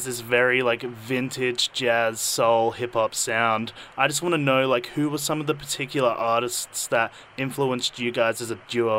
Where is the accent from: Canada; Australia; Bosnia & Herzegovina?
Australia; Adelaide, South Australia; Adelaide, represent, man. I am from Adelaide.